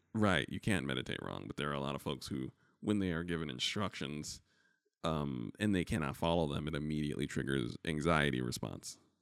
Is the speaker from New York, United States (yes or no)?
yes; New York, United States; as a New Yorker